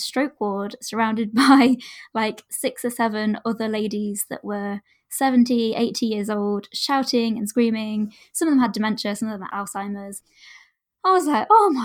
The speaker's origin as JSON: {"language": "English", "area": "Derbyshire", "region": "East Midlands", "country": "United Kingdom", "said": "I am from Derbyshire in the UK"}